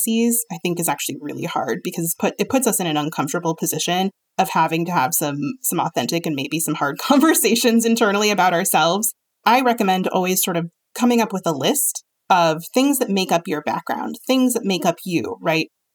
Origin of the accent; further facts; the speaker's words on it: East Coast, United States; I come from the East Coast